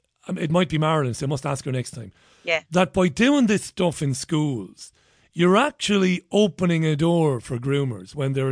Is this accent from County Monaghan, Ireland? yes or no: yes; Ballybay, County Monaghan, Ireland; I grew up in Priory Lawn in Ballybay.